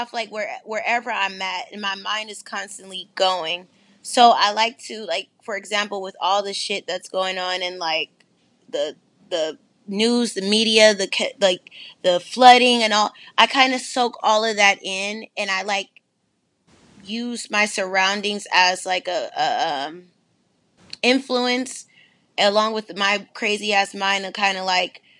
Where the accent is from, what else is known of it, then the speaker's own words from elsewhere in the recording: San Francisco, California, United States; also born or lived in Sacramento, California; I'm from San Francisco, California. I lived also in Sacramento, so I'm repping for the NorCal side